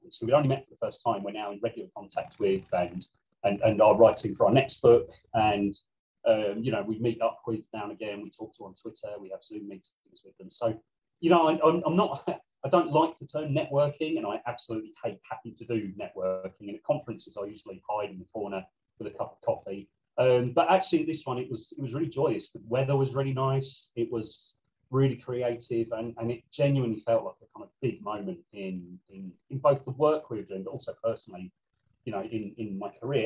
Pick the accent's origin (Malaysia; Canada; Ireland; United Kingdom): United Kingdom; St Albans, East of England; St Albans, where I grew up